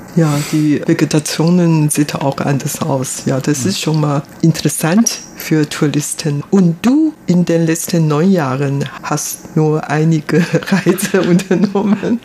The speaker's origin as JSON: {"language": "German", "town": "Taipei", "country": "Taiwan", "tie": "born or raised there", "also_born_or_lived": "Germany", "second_language": "German", "moved": "as an adult", "said": "Ich bin ein Taiwanerin, hier in Taipei geboren, aufgewachsen und dann später habe ich in Deutschland studiert"}